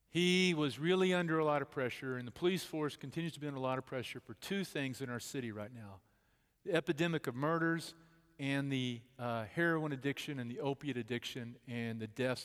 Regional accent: Bedford, Texas, United States; I grew up in Bedford, Texas, the cultural hotspot of the universe

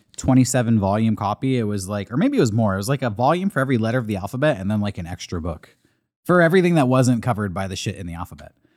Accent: California, United States; I'm from the West Coast. I'm a California boy, born and bred.

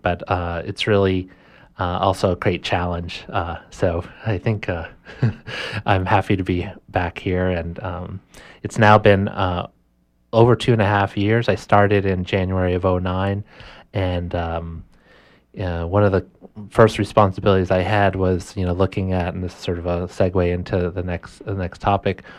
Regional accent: Orono, Maine, United States; I was born and raised right here in Maine. Um, I grew up mostly in Orono

